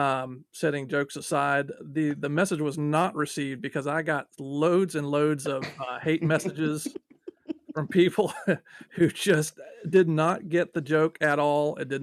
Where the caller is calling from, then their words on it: Atlanta, Georgia, United States; I'm calling from Atlanta, Georgia.